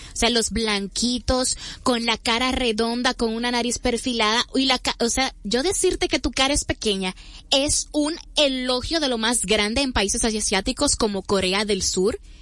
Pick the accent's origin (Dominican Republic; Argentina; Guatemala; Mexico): Dominican Republic; como dominicanos